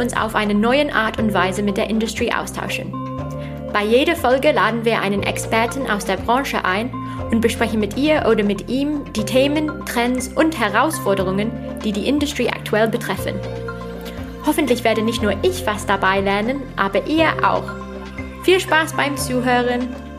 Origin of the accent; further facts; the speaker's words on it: England, United Kingdom; German is a second language; moved away; bin ich Engländerin